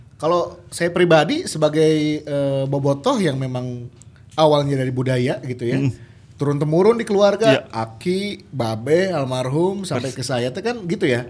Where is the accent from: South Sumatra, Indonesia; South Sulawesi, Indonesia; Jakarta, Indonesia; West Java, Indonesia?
West Java, Indonesia; Bandung Regency; orang-orang saya, orang-orang Kabupaten Bandung